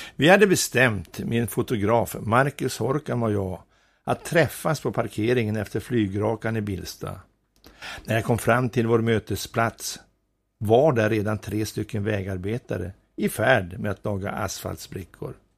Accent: Sidensjö, Västernorrland County, Sweden; Jag kommer från en liten by som heter Nolås som ligger i Sidensjö. Det är en av de vackraste byarna i kommunen. Där växte jag upp

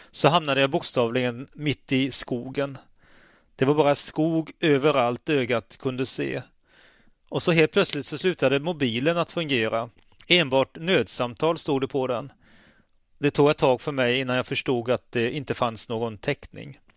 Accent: Partille, Västra Götaland, Sweden; now in Örnsköldsvik, Sweden; Som ni säkert hör så kommer jag inte härifrån Övikstrakten. Jag är uppvuxen utanför Göteborg, i Partille närmare bestämt. Min dialekt har blandats ut efter att jag bott på flera olika ställen.

